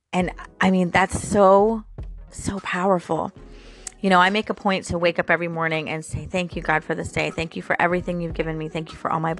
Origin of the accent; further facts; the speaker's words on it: Florida, United States; I'm born and raised in Florida